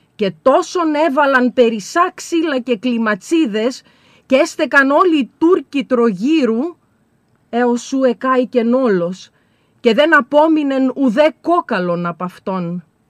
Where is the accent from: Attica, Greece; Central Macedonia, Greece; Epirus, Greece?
Central Macedonia, Greece; Serres; εγώ κατάγομαι από τις Σέρες